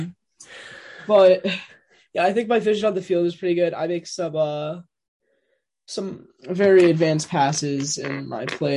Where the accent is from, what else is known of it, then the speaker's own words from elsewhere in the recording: Middletown, New Jersey, United States; I played goalie when I played with my hometown Peninsula Bald Eagles